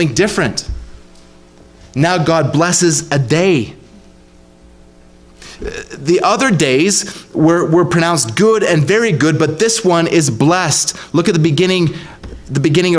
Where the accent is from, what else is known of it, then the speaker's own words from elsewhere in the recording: Ontario, Canada; when I was a kid growing up in Ontario